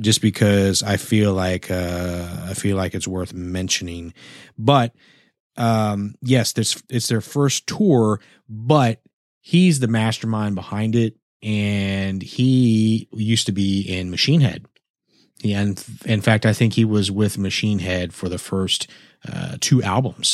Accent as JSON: {"language": "English", "town": "San Antonio", "region": "Texas", "country": "United States", "lives_now": "Houston, United States", "said": "I come from San Antonio."}